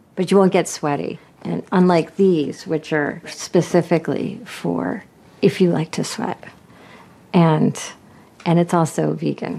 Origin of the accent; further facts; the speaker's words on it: Syracuse, New York, United States; moved away; I grew up in Syracuse, New York.